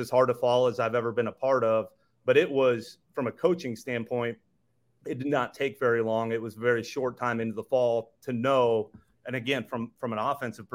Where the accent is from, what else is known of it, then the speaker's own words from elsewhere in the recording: Midwest, United States; I grew up in the Midwest